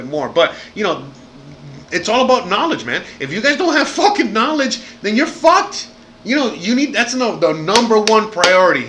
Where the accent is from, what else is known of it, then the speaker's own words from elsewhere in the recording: Miami, Florida, United States; moved away as an adult; I'm American, born and raised, dirty, dirty South